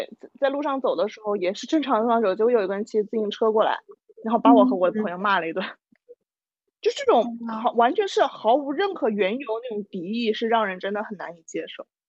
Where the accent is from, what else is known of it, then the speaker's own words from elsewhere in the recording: China; moved away; 因为我是一个中国人而在国外受到任何的优待。